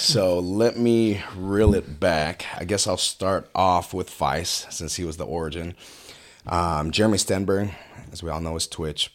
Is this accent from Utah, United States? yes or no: no; Westminster, California, United States; moved away as an adult; also born or lived in Fountain Valley, California; now in Murrieta, United States; born and raised in Westminster